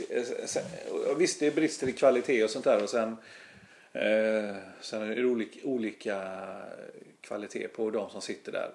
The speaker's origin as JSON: {"language": "Swedish", "town": "Gothenburg", "region": "Västra Götaland", "country": "Sweden", "tie": "born or raised there", "also_born_or_lived": "Stockholm", "accent": "Gothenburg dialect", "said": "jag är ju göteborgare. Jag, bo, jag har bott här sedan jag var 11 år"}